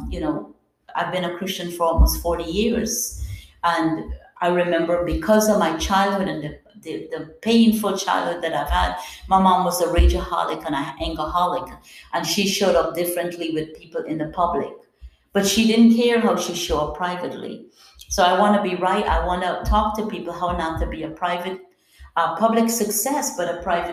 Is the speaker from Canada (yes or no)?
no; Guyana; I'm from Guyana, South America